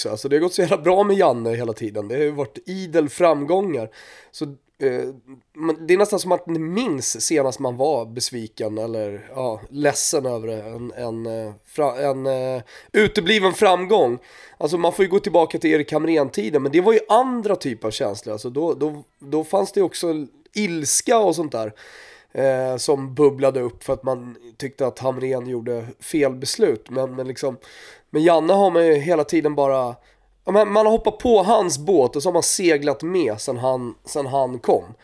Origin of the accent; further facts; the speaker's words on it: Sweden; jag tror att man är stolt som svensk, är det inte det då?